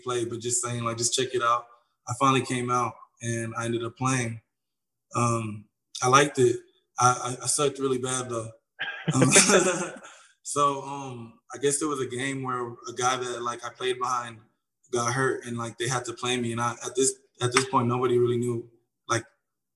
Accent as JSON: {"language": "English", "town": "Houston", "region": "Texas", "country": "United States", "tie": "born or raised there", "also_born_or_lived": "Gainesville, Florida", "said": "I was born in Gainesville, Florida. And then I ended up moving to Houston. I grew up in Houston"}